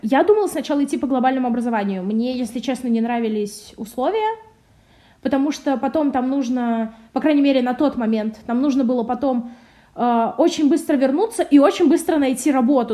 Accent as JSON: {"language": "Russian", "town": "Samara", "region": "Samara Oblast", "country": "Russia", "moved": "as an adult", "said": "я вообще из Самары сама"}